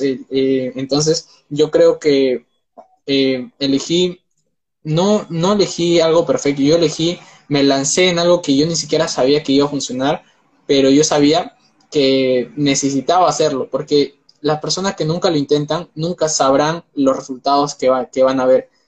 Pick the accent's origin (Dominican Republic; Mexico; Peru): Peru; tengo 19 años, soy de Perú